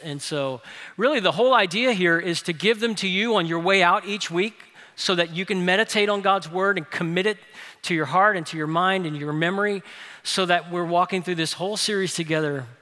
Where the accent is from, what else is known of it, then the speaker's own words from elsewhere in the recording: New Orleans, Louisiana, United States; moved away as an adult; now in Birmingham, United States; my hometown, New Orleans, no one hikes